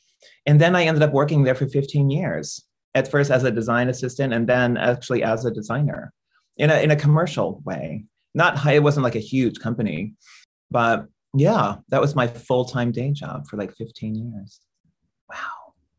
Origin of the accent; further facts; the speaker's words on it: India; I came back to India. I was from India and I was broke.